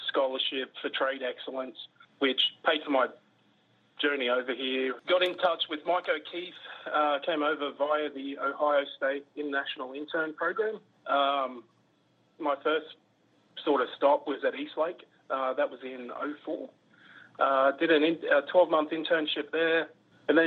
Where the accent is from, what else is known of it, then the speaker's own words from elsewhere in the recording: Queensland, Australia; moved away as an adult; now in United States; I grew up in Queensland where it's pretty well hot year round.